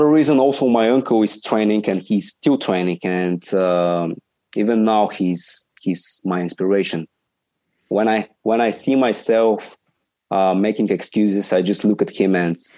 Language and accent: English; Sofia, Sofia City, Bulgaria; from Bulgaria, Sofia.